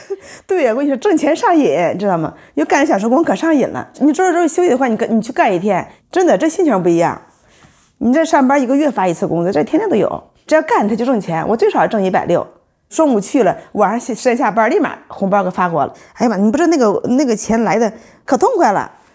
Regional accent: Yantai, Shandong, China; now in Beijing, China; 冲我们烟台那边买个小房子

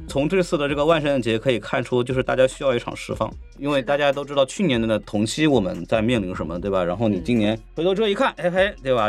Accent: Shanghai, China; 因为我出生在上海嘛

